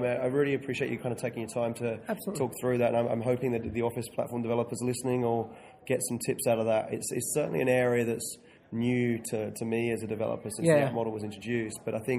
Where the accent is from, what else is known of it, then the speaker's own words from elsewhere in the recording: London, United Kingdom; now in Australia; Me being from London